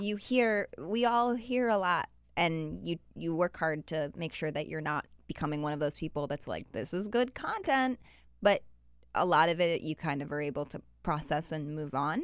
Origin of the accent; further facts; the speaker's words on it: Utah, United States; moved away; I'm from Utah